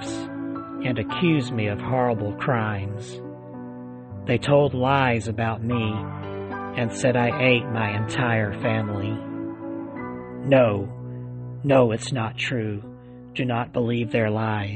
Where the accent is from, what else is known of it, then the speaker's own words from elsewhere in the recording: Alabama, United States; right here in my home state of Alabama